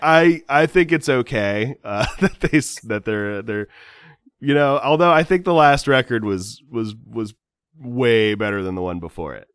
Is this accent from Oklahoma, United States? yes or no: no; Southern California, United States; I'm from Southern California